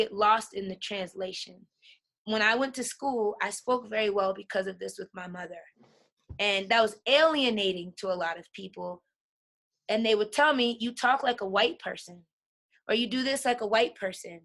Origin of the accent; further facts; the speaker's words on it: New York, United States; moved away; also born or lived in Colorado; I'm from New York. In New York, I come from Hollis, Queens